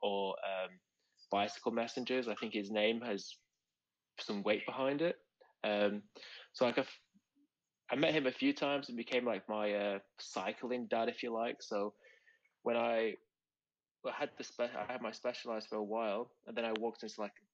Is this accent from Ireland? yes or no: no; Manchester, North West England, United Kingdom; also born or lived in Australia / Berlin; now in London, United Kingdom; originally from Manchester in the UK